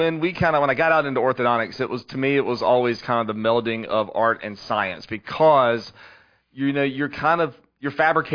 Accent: West Columbia, South Carolina, United States; So I grew up here in West Columbia, airport grad

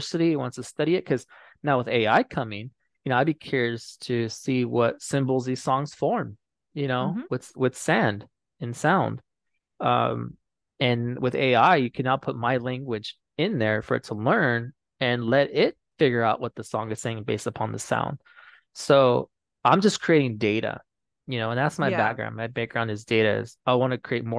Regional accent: San Pasqual, California, United States; I'm from San Pasqual

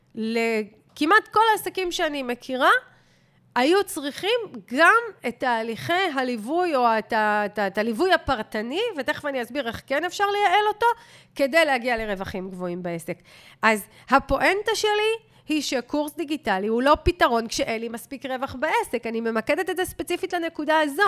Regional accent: Israel; כישראלים, וכולנו כאלה, גם אני ואתה

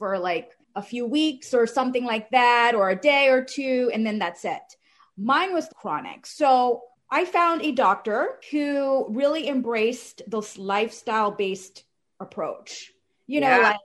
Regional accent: Cary, North Carolina, United States; I am from North Carolina, Cary, North Carolina, near the Raleigh area

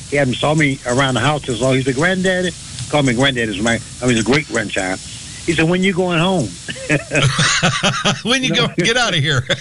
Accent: Homer, Louisiana, United States; born there; moved away; also born or lived in Pine Bluff, Arkansas / Chicago; My my grandparents are from here, but I was born in Louisiana, a little place called Homer, Haynesville, Louisiana.

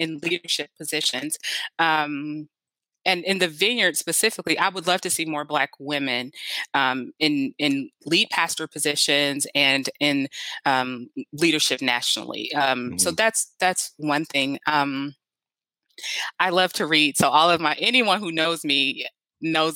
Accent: United States; I'm an American

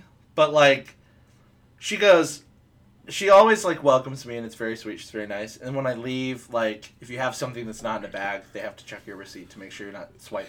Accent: Wabash, Indiana, United States; now in near Nashville, United States; I came from Wabash, Indiana, where it's actual small-town people struggling.

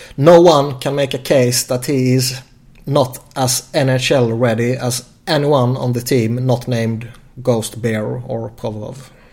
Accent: Sweden; born or raised there

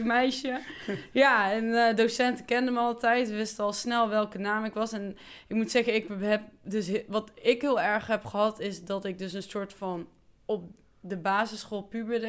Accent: 's-Hertogenbosch, North Brabant, Netherlands; ik kom dus echt van Maaspoort, hier in Den Bosch

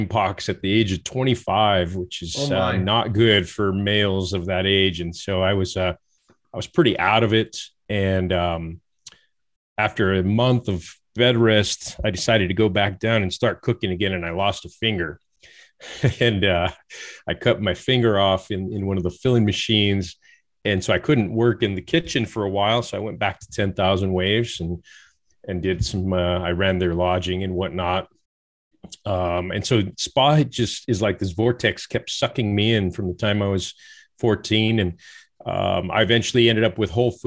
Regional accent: Santa Fe, New Mexico, United States; also born or lived in California; I was born in Santa Fe. So I was born there, born into it. And I grew up most of the time in New Mexico and part of the time in California

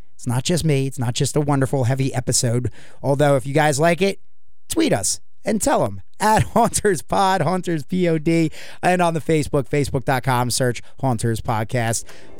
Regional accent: New York, United States; now in Virginia, United States; because I'm originally from New York, and the moment I got to Virginia

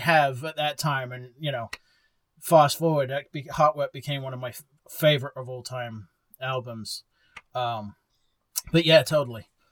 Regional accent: Bexhill, South East England, United Kingdom; now in Texas, United States; my hometown of Bexhill

